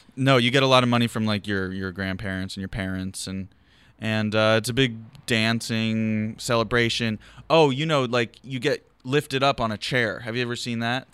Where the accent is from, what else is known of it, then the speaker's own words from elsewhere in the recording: Philadelphia, Pennsylvania, United States; now in Los Angeles, United States; I'm from Philadelphia, but I'm from Overbrook, which is West Philly